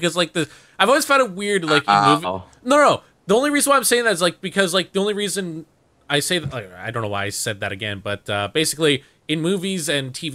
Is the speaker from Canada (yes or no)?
yes; Canada; as a Canadian